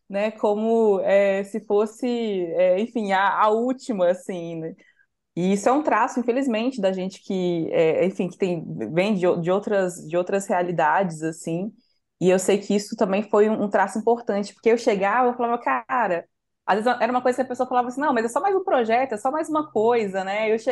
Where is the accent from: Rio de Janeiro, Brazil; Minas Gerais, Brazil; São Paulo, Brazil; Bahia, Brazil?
Minas Gerais, Brazil; Santa Luzia; por eu, eu, ter nascido e crescido em Santa Luzia, que é uma região metropolitana